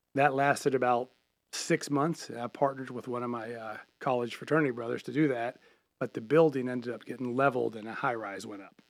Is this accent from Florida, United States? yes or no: no; Charlotte, North Carolina, United States; I'm born and raised in Charlotte